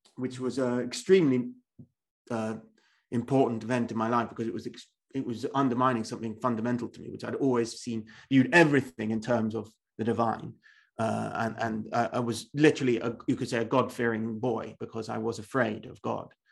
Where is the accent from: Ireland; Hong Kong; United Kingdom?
United Kingdom; England; I am an Englishman